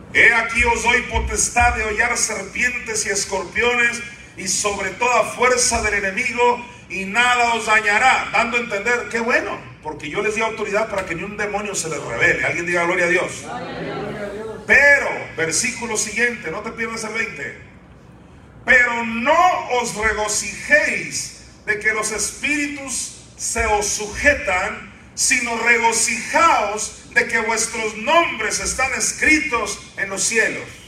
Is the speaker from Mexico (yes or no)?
yes; Sinaloa, Mexico; yo nací en Sinaloa